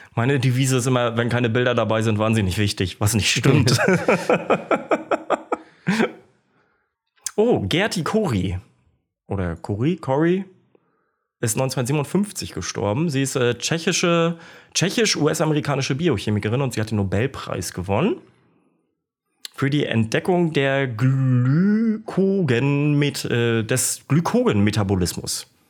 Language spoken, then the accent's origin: German; Kiel, Schleswig-Holstein, Germany; moved away; also born or lived in Stralsund; in meiner alten Heimat in Kiel, Emschenhagen, da bin ich groß geworden